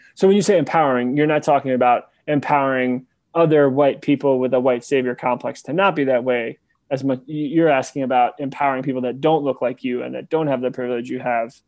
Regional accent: New York City, New York, United States; moved away as an adult; also born or lived in Memphis, Tennessee; I'm from New York City

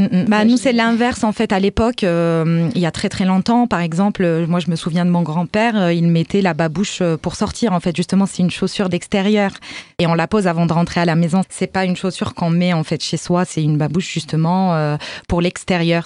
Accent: Morocco; en tant que marocaine

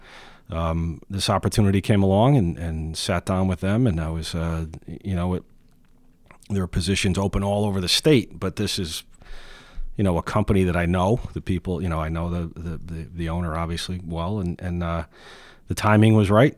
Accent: Ansonia, Connecticut, United States; No, I was born in Ansonia, born and raised in the North End.

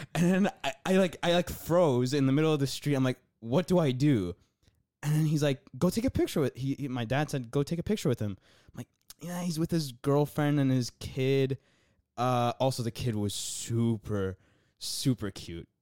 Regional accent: United States; I'm from America. I came here to visit

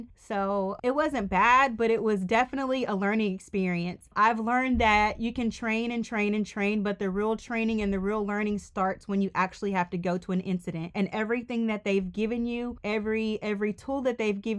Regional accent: Mississippi, United States; moved away as an adult; also born or lived in Georgia; I am from Mississippi.

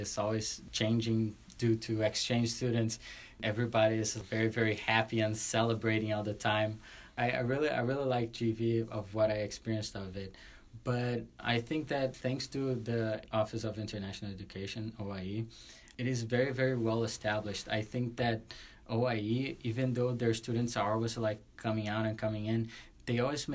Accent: Brazil; moved away as an adult; I was from Brazil

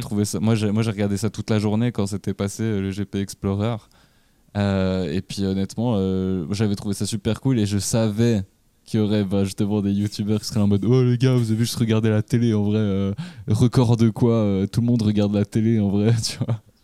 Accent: Switzerland

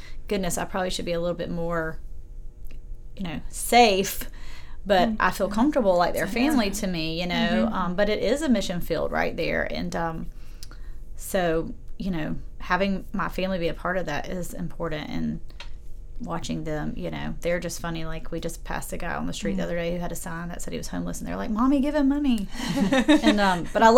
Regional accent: Aiken, South Carolina, United States; I was raised in a Presbyterian church that I love in my hometown of Aiken.

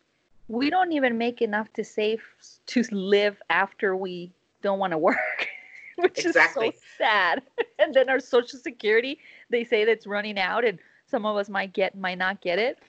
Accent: United States; We're selfish Americans. You know, I'm Mexican American.

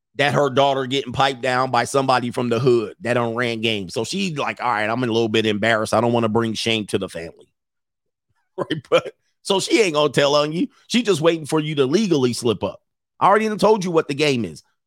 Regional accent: Southern California, United States; I lived in Southern California.

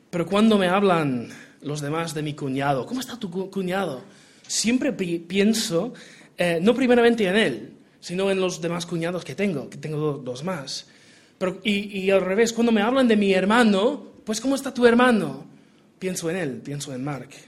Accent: Portugal; Spanish is a second language; Yo me crié en Portugal, eh, soy hijo de misioneros. Y si mi acento español es malísimo, pues es una combinación de portugués y americano

